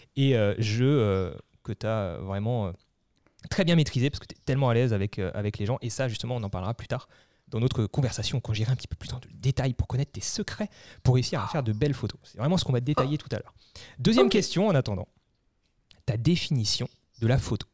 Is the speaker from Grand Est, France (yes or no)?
yes; Alsace, Grand Est, France; nous, on est d'Alsace